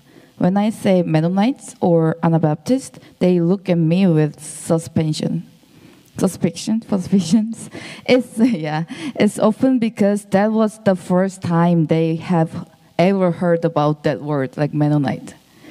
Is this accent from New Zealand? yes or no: no; South Korea; from South Korea.